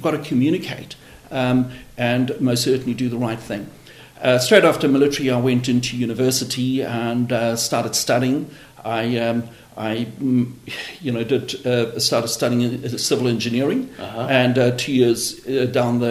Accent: South Africa; As a South African, as soon as you leave school, you have the option to go to 2 years military

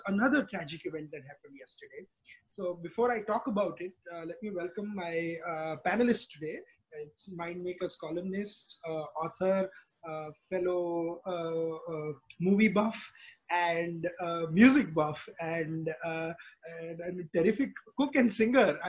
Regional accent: India; born or raised there; moved away as an adult

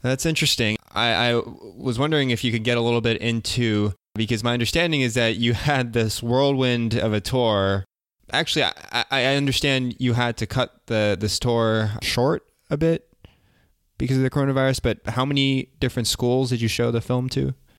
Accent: United States; I'm Korean American

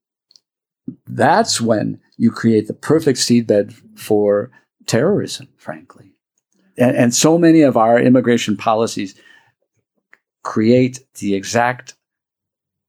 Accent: Wisconsin, United States; also born or lived in Dallas, Texas; now in El Paso, United States; as a kid growing up in Wisconsin and then a priest of Dallas

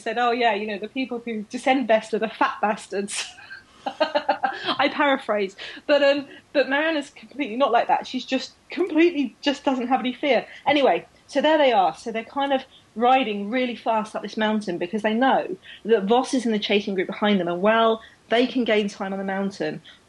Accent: Australia; which I admit, as an Australian, that's probably just what you, you know, put on your jumpers for.

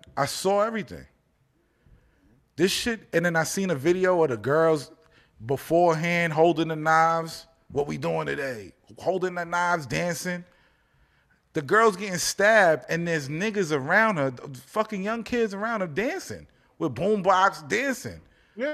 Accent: Mount Vernon, New York, United States; It's my hometown.

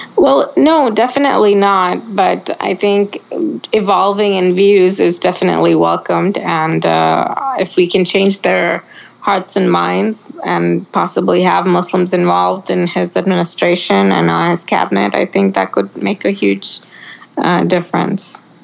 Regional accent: Oregon, United States; we grew up in Oregon and everybody around us was Democrat.

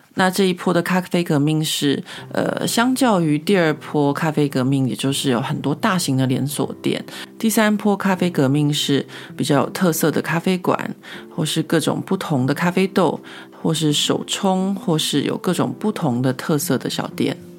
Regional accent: Taiwan; now in Paris, France; 身为一个台湾人

